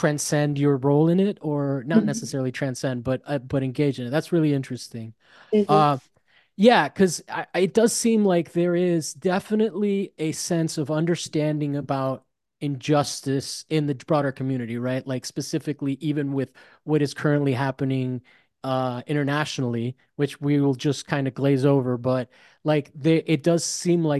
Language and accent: English; Miami, Florida, United States; moved away; I grew up in Miami